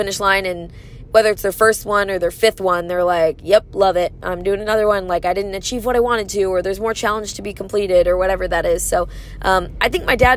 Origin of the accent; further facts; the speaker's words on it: Michigan, United States; it's in my home state